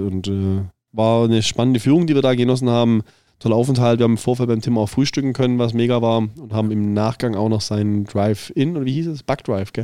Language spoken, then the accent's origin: German; Southern Germany, Germany; Ich, als als Süddeutscher